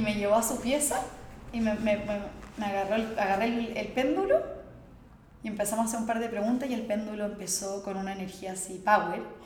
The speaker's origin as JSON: {"language": "Spanish", "town": "Santiago", "region": "Santiago Metropolitan Region", "country": "Chile", "tie": "born or raised there", "said": "nací en Chile, en Santiago"}